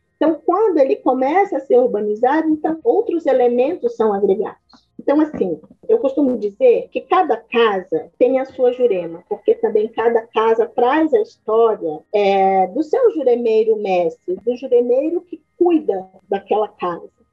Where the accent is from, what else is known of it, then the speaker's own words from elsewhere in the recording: Manaus, Amazonas, Brazil; also born or lived in Minas Gerais; eu nasci em Minas e aí eu fui ainda pequena para o Amazonas, para Manaus, né? Então foi lá que eu tive toda a minha base